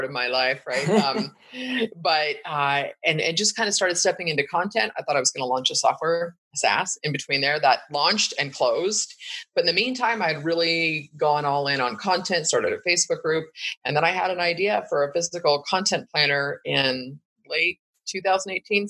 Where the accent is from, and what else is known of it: Bay Area, Northern California, United States; born or raised there